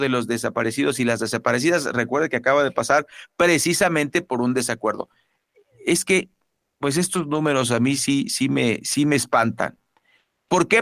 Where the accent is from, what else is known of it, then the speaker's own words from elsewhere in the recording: Sonora, Mexico; moved away; en Sonora, en mi tierra